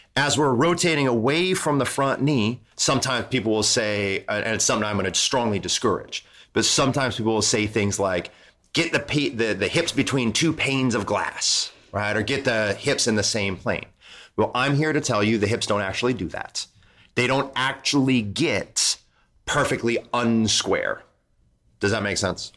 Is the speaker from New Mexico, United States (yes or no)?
no; Toledo, Ohio, United States; moved away; I grew up in Toledo, Ohio, which is very close to Detroit.